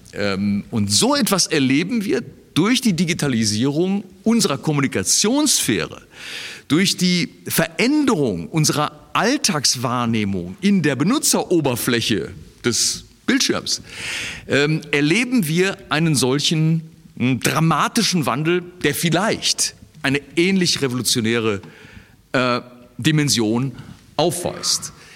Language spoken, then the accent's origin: German; Germany; als Deutsche